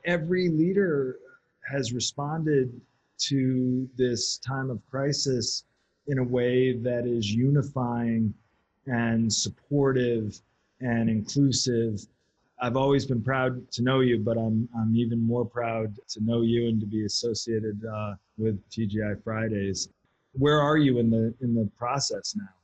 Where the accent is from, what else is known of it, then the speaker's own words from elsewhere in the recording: United States; as an American